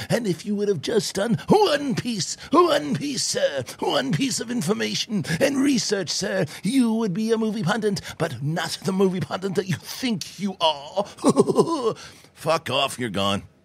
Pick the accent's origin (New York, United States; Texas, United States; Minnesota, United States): New York, United States; It's my hometown.